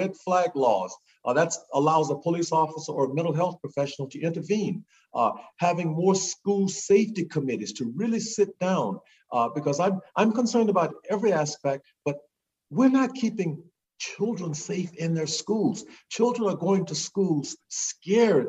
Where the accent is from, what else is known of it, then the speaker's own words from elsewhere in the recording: Natchitoches Parish, Louisiana, United States; also born or lived in Shreveport, Louisiana; I was born in Shreveport, but I lived in Natchitoches Parish.